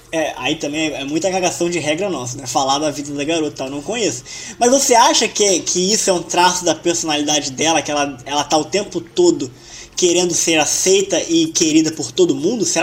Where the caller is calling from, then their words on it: Sorocaba, São Paulo, Brazil; também sou de Sorocaba.